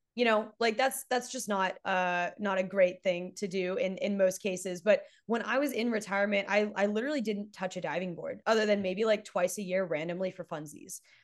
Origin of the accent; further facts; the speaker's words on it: Texas, United States; I'm from Texas